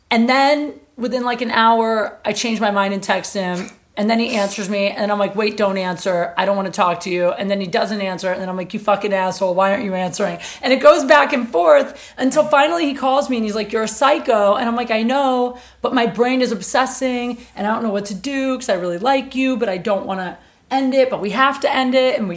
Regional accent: Colorado, United States; I was from I'm from Colorado.

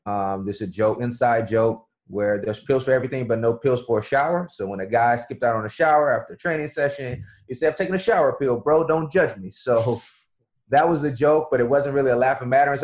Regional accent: Florida, United States; We had a restaurant for a few years growing up in Florida

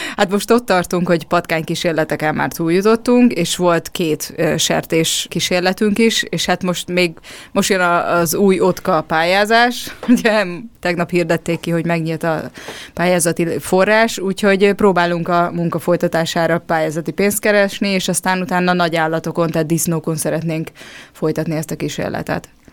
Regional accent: Hungary; also born or lived in Budapest; magyarok vagyunk

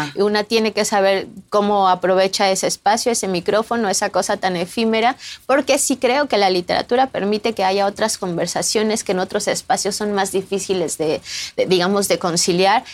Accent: Mexico City, Mexico; moved away as an adult; now in Barcelona, Spain; yo soy mexicana

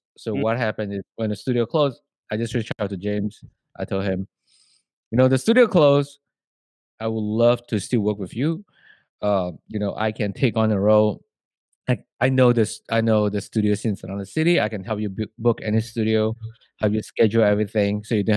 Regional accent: Malaysia; moved away; I'm from Malaysia

